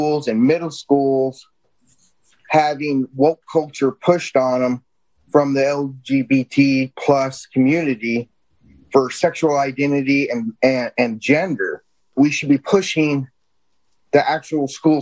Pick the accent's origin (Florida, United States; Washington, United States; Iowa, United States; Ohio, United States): Iowa, United States; now in Texas, United States; I'm originally from Iowa